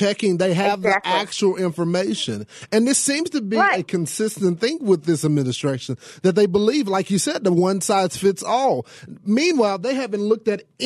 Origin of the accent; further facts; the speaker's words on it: the South, Texas, United States; I'm from the South, okay? We don't play that here in Texas.